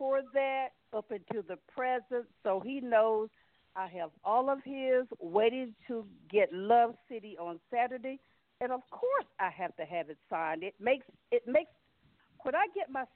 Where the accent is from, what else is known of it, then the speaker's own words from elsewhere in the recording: Maryland, United States; from Maryland